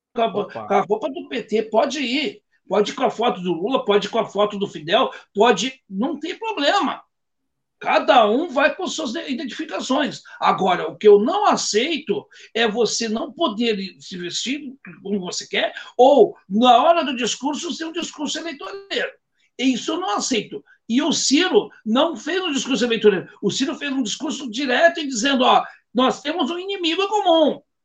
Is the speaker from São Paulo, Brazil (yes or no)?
no; Gaúcho, Rio Grande do Sul, Brazil; Como cidadão e como gaúcho e como brasileiro